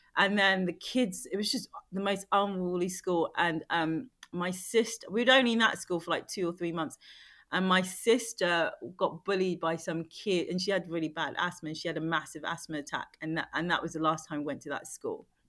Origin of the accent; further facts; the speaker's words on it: London, United Kingdom; I grew up in London where, you know, it's very multicultural.